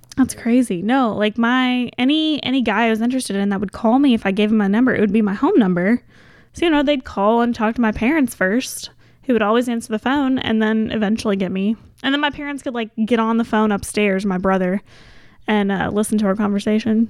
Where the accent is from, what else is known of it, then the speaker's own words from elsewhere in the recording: Goshen, Kentucky, United States; now in Louisville, United States; Goshen was a great place to grow up